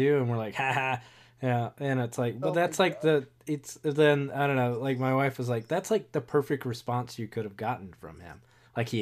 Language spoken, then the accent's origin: English; North Carolina, United States; I'm from North Carolina